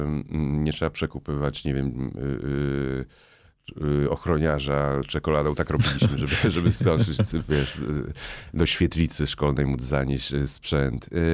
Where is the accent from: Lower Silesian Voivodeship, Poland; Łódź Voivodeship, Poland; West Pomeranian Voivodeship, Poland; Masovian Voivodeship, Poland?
Masovian Voivodeship, Poland; Warsaw; pochodzę z Ursynowa, czyli takiej części Warszawy